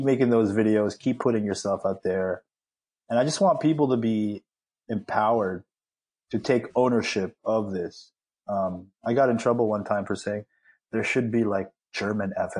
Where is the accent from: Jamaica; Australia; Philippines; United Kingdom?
Philippines; I'm, you know, Filipino